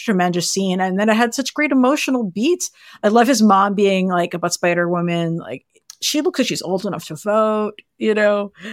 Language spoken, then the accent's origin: English; New York City, New York, United States; as a New Yorker